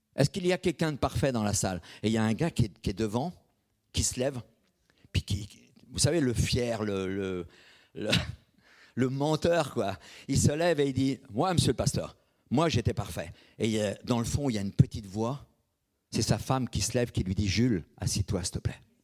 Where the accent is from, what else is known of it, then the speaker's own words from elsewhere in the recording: Brittany, France; je suis bretonne. Je suis breton